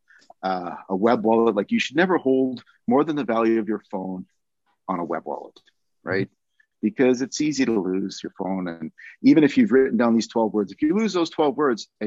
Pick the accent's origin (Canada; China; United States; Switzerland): Canada; being a Canadian